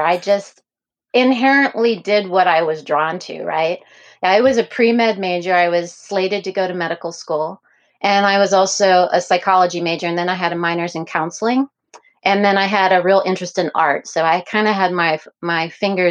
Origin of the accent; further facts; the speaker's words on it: a little tiny town south of Pittsburgh, Pennsylvania, United States; now in Portland, United States; I'm from a little tiny town south of Pittsburgh, but I always say I'm from Pittsburgh